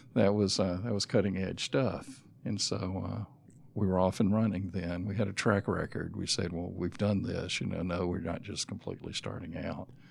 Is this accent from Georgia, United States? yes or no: yes; Griffin, Georgia, United States; also born or lived in Atlanta, Georgia / North Carolina / South Carolina; I grew up in Griffin